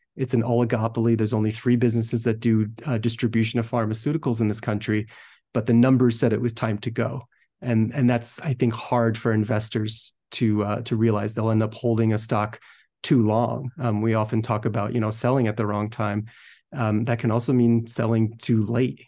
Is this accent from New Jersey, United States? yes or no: yes; New Jersey, United States; grew up in New Jersey